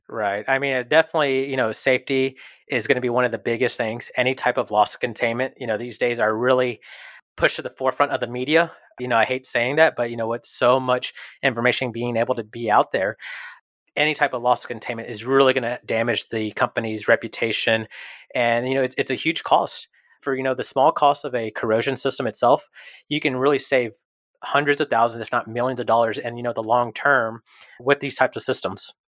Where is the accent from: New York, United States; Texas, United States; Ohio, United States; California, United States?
Texas, United States; Houston; I was born and raised here in Houston